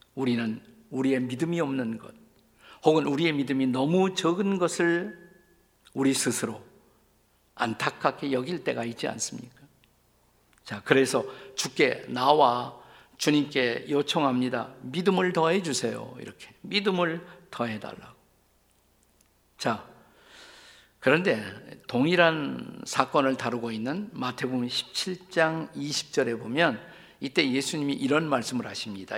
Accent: South Korea; 우리는 모두 작은 나라에서 태어나 자라난 사람들입니다

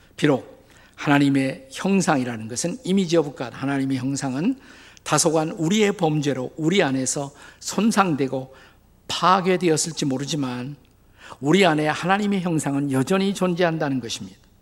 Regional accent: Suwon, Gyeonggi Province, South Korea; 그곳이 제가 태어난 곳입니다

